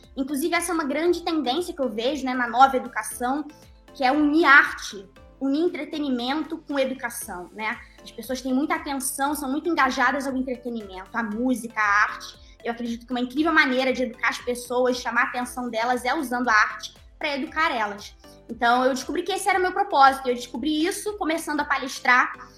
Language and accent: Portuguese; Brazil; also born or lived in Norway; tanto na Noruega, que foi onde eu nasci e onde eu morei até os meus seis anos, tanto ainda morando na Noruega, e já morando aqui no Brasil